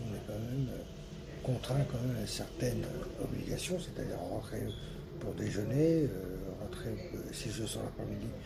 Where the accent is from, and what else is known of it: Plessis-Belleville, Hauts-de-France, France; born or raised there